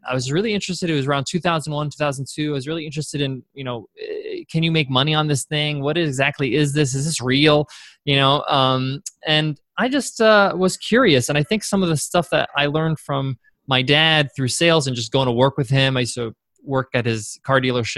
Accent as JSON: {"language": "English", "area": "Long Island", "region": "New York", "country": "United States", "tie": "born or raised there", "said": "I grew up in Long Island, New York is where I'm from"}